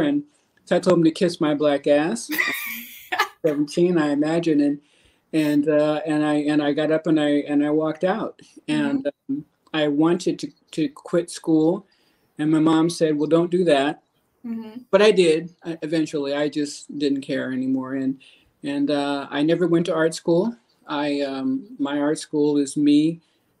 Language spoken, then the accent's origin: English; Omaha, Nebraska, United States; moved away as an adult; now in California, United States; I'm from Omaha, Nebraska, and interesting place to grow up.